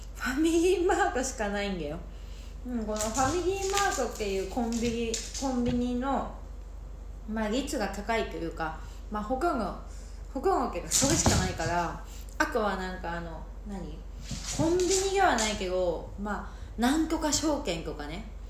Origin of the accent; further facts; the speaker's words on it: Sapporo, Hokkaido, Japan; moved away as an adult; now in Miyakojima, Japan; 私もともと北海道出身なんですけどで心理カウンセラーを今仕事ではやってる